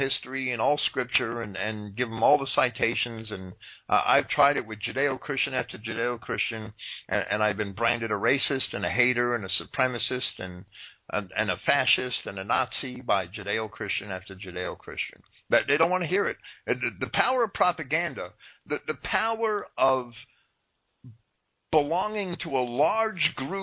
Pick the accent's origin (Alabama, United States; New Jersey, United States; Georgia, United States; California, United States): New Jersey, United States; Jersey City; I was raised in Jersey City